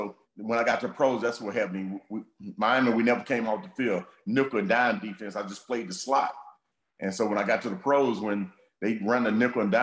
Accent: Texas, United States; I grew up in Texas

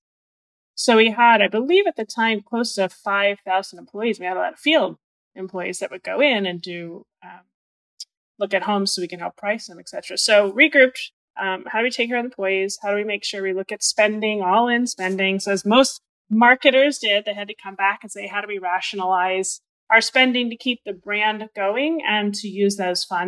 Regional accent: Northeast, United States; moved away; I'm from the Northeast.

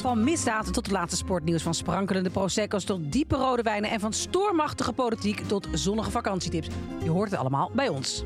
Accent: Netherlands; je bent er dus toch als Nederlandse, waar dat Calvinisme natuurlijk heel diep in je DNA zit

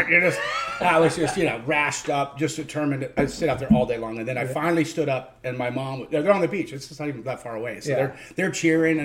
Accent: Clearwater, Florida, United States; also born or lived in Jacksonville, Florida / Orlando, Florida; then we moved to Clearwater when I was about 4 years old, and then we moved to Orlando after about 9 years in Clearwater

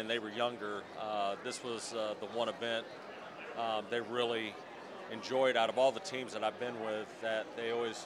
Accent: Council Bluffs, Iowa, United States; a kid growing up in Council Bluffs, Iowa

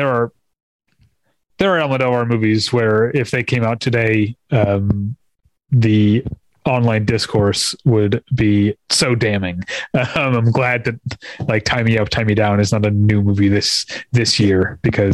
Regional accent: United States; I'm an American

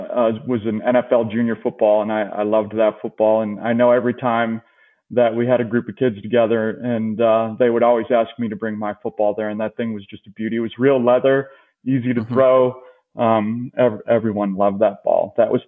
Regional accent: Indiana, United States; moved away as an adult; now in Chicago, United States; I moved there from Indiana almost right out of college.

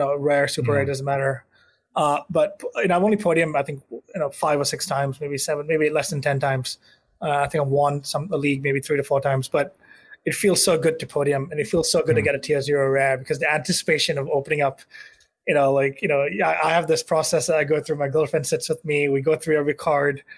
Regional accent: Malaysia; moved away as an adult; I'm from Malaysia

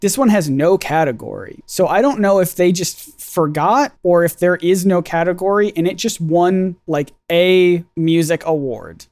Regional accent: United States; as the American on this podcast

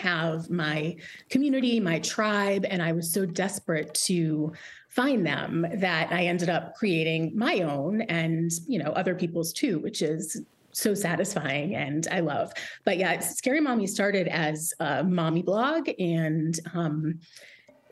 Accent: Swampscott, Massachusetts, United States; moved away; I'm from Swampscott

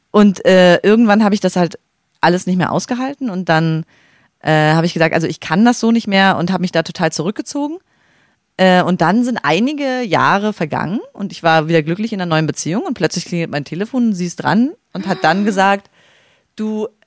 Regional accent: Greifswald, Mecklenburg-Vorpommern, Germany; Gerade in meiner Heimatstadt Greifswald.

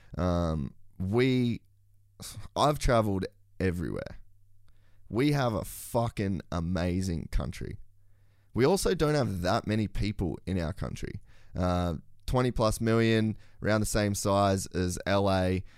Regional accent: Queensland, Australia; as a Queenslander

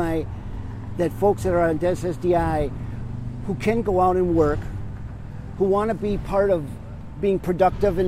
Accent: Appleton, Wisconsin, United States; I'm from actually the Appleton area. I've been down here about 4 years.

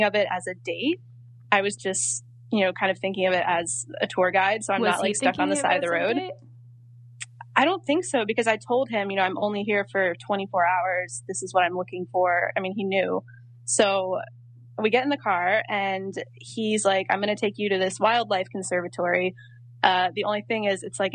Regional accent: North Carolina, United States; I'm from North Carolina

